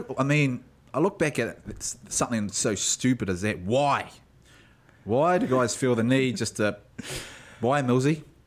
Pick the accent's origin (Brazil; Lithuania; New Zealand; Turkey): New Zealand; South Island; I was brought up down south